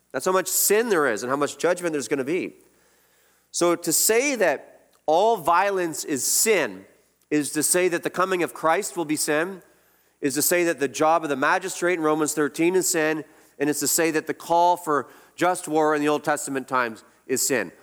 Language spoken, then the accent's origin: English; Canada